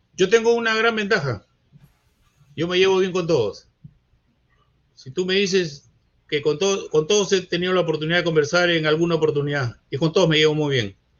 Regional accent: Peru; yo soy peruano. Yo soy peruano, mi bandera, mi himno, mi país

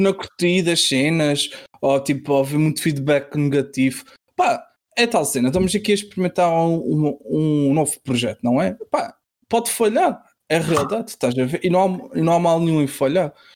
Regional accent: Azores, Portugal; eu uh, sou de Açores

